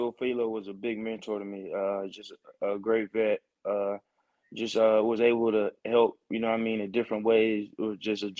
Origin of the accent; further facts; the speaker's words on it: Augusta, Georgia, United States; Georgia, I love Georgia. That's where I'm from. That's where I was born and raised.